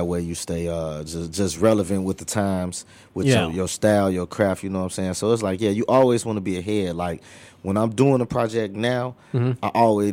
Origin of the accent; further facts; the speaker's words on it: Chicago, Illinois, United States; growing up in Germano Millgate